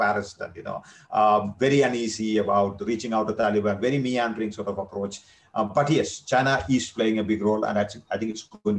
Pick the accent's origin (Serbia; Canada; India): India; as an Indian security analyst